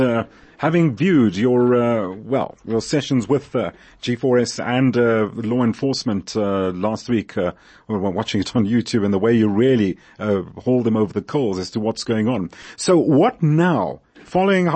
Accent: South Africa; we as South African citizens

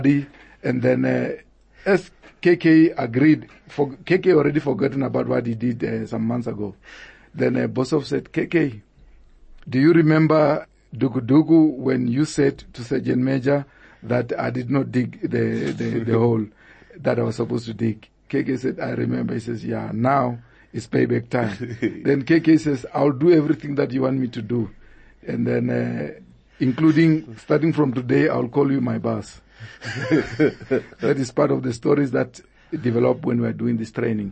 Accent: Venda, Limpopo, South Africa; moved away as an adult; I was just coming from Venda

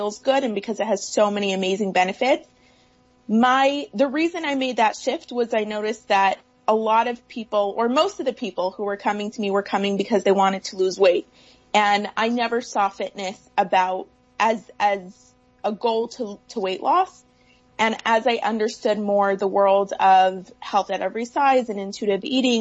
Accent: Toronto, Ontario, Canada; moved away as an adult; now in California, United States; I'm originally from Toronto. So when I was moving from Toronto to California

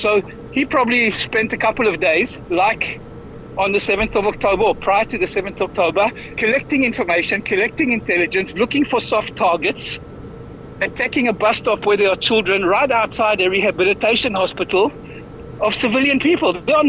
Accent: South Africa; now in Israel; as a South African-born person

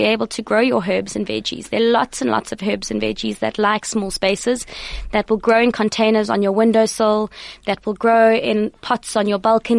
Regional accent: Eastern Cape, South Africa; now in Johannesburg, South Africa; I grew up in the Eastern Cape, so we had lots of space there as well.

